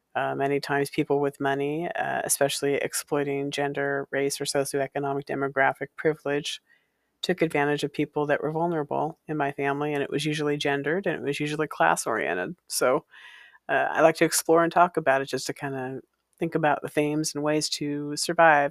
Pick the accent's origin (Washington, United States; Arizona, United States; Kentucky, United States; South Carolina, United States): Washington, United States; Walla Walla; while I was growing up in Walla Walla, Washington